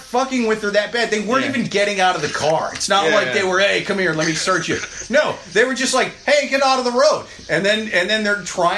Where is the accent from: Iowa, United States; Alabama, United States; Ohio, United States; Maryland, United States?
Iowa, United States; Iowa City; now in New York City, United States; where I was from in Iowa, because even though I grew up in Iowa City, which was a college town